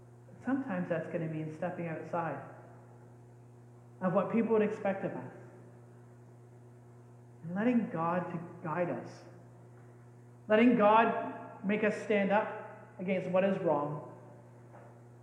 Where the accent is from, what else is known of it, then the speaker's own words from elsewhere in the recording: Canada; We're Canadians.